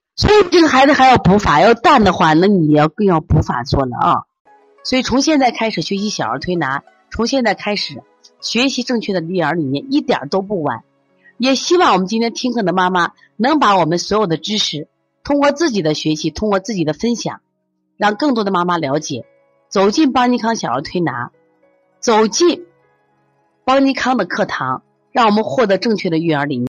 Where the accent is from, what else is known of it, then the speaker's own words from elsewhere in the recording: Shaanxi, China; 我们陕西人就叫够甲